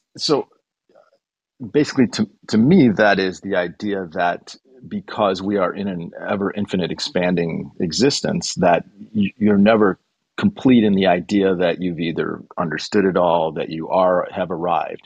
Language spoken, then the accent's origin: English; Chicago, Illinois, United States; We're both from Chicago